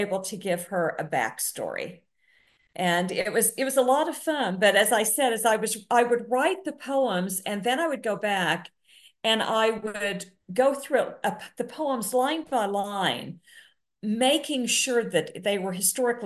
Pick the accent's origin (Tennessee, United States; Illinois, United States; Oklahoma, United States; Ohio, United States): Oklahoma, United States; I grew up in Oklahoma